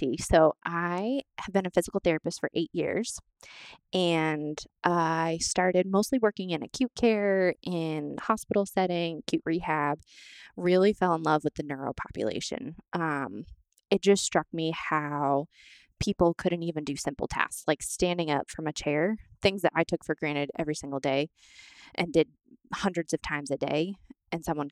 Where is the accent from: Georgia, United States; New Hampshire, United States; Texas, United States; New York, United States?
New Hampshire, United States; also born or lived in Florida; I'm from New Hampshire originally. My family's here